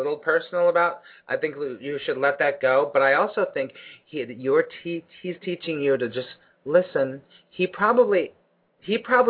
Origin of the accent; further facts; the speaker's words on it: Los Angeles, California, United States; moved away as an adult; now in New York, United States; my hometown